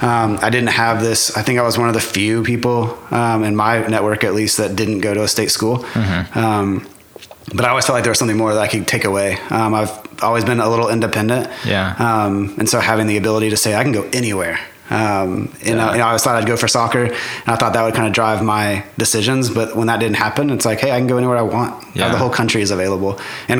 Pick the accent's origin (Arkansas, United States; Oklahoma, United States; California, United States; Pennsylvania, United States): Oklahoma, United States; Edmond; also born or lived in Nashville / Bozeman, Montana; I'm an Edmond kid. I grew up in Edmond, went to Memorial, graduated from Memorial High School